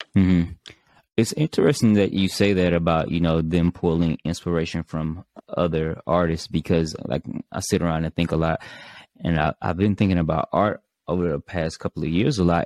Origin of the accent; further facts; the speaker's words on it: Mississippi, United States; me from being from Mississippi